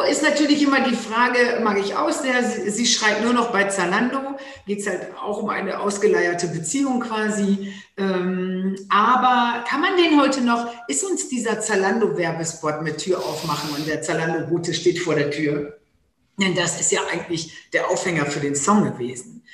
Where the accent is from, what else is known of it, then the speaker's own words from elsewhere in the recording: Low German-speaking northern Germany, Germany; accent: Plattdeutsch; first language Low German; German is a second language; ich selber so plattdeutsch aufgewachsen bin